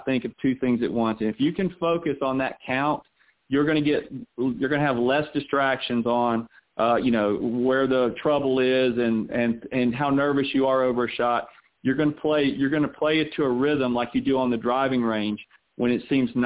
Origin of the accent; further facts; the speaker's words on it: the South, United States; also born or lived in Orlando; growing up in the South where I grew up